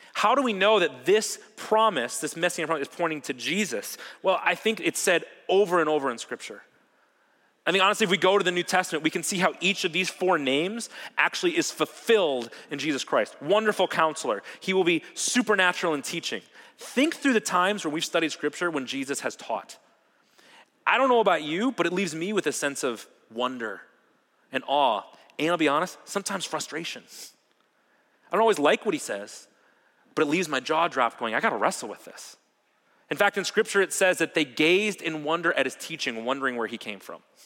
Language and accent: English; Ohio, United States; also born or lived in Wauwatosa, Wisconsin; now in Wisconsin, United States; when I was about six years old, my family moved to Ohio. And I spent most of my life there